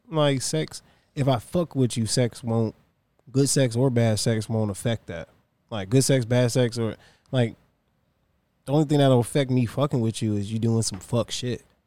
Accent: Virginia, United States; I'm from Virginia

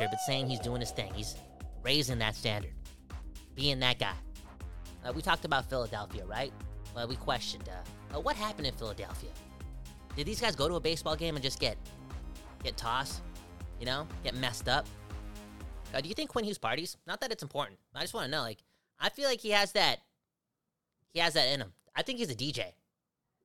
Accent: Surrey, British Columbia, Canada; we're from Surrey.

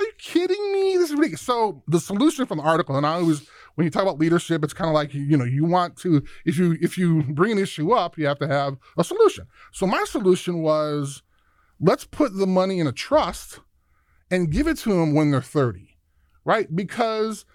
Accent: Chicago, Illinois, United States; I grew up in Chicago

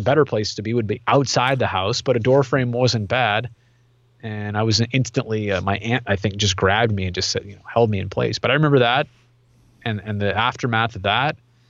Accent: California, United States; Even the firestorm of 90 in Oakland, because I grew up in the East Bay, and that was, you know, it was very scary to be that close to something.

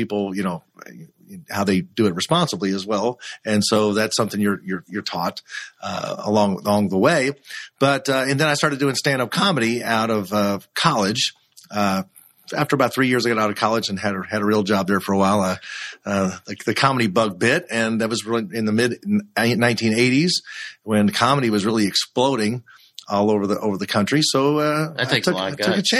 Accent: Louisville, Kentucky, United States; growing up in Kentucky is a big influence. And my dad worked at Fall City Brewing Company here in Louisville, Kentucky for 45 years

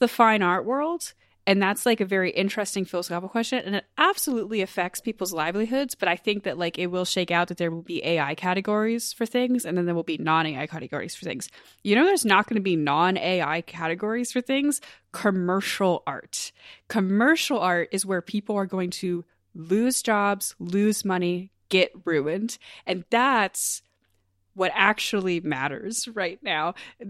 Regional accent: United States; I'm so American. Okay. I'm like, state fairs are part of my culture. Yeah, they're in my blood.

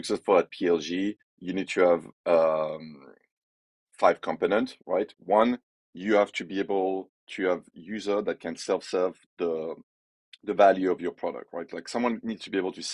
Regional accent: France; accent: French; English is a second language; moved away as an adult; also born or lived in Brussels / Shanghai / Canterbury / Paris; now in San Francisco, United States; as you can tell by my accent, I'm French

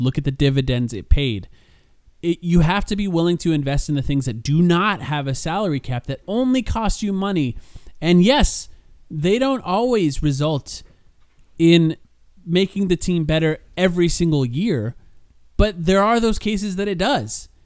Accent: Southwest, United States; I'm not from that area. I grew up in the Southwest

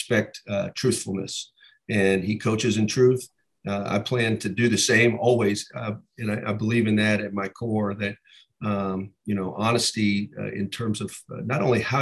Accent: Columbus, Ohio, United States; I was born and raised in Columbus, Ohio

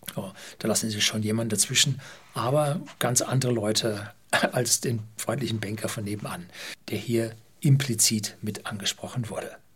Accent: Germany; bei uns in Deutschland

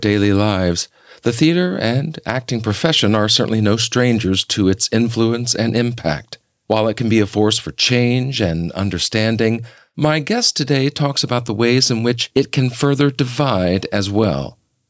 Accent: the South, United States; You know, I'm from the South. There's a certain way that Southerners go through life. I grew up in the church.

